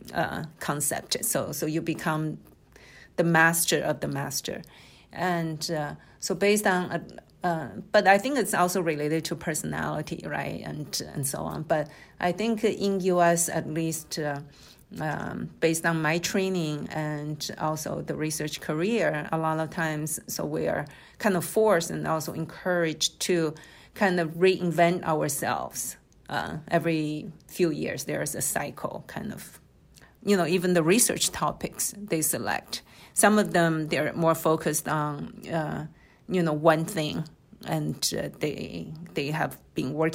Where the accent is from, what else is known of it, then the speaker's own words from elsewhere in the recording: China; moved away as an adult; also born or lived in Shanghai / United States; now in Okinawa, Japan; I was born in Shanghai, and I grew up in China